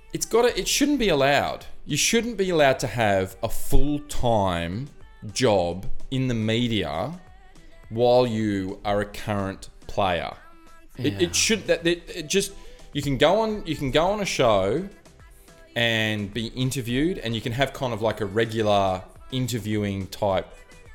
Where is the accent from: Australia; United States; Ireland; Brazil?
Australia; I'm Australian.